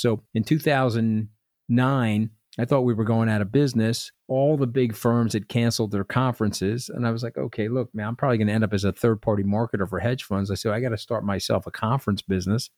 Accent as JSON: {"language": "English", "area": "Long Island", "region": "New York", "country": "United States", "tie": "born or raised there", "said": "I grew up on Long Island."}